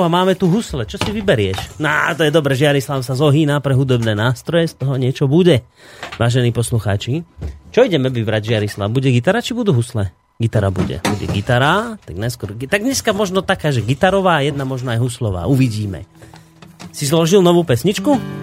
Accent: Hnúšťa, Banská Bystrica Region, Slovakia; ja to je moje rodisko

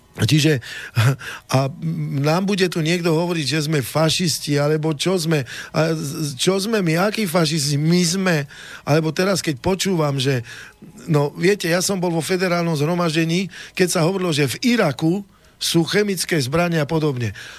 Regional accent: Oslany area, Rudno valley, Nitra region, Trenčín Region, Slovakia; ja som chlapec z dediny, z Oseči, z takej krásnej oblasti Nitrianskej Rudno, e, Rudňanská dolina pod stražovskou hornatinou

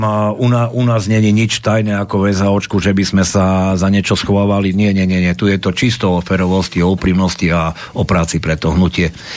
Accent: Košice, Košice Region, Slovakia; Ja som Košičan, vyrastal som v Košiciach

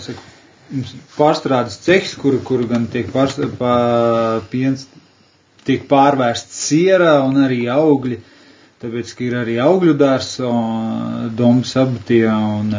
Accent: Latvia; es kā latvietis.

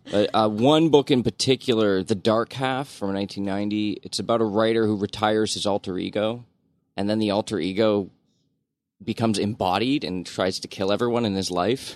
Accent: Brampton, Ontario, Canada; I grew up in Brampton

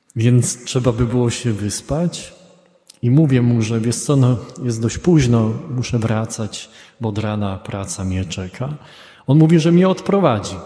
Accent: Poland; z Polski

